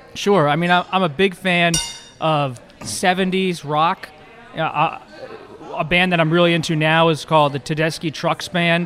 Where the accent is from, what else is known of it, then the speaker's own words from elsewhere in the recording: Philadelphia, Pennsylvania, United States; I grew up in the Philadelphia area when Ed Rendell was mayor.